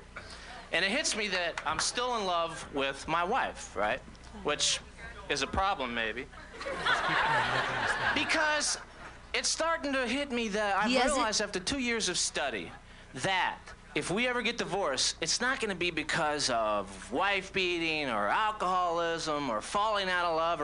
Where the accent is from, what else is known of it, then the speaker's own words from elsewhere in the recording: Orlando, Florida, United States; moved away; also born or lived in Brooklyn; I'm from Orlando originally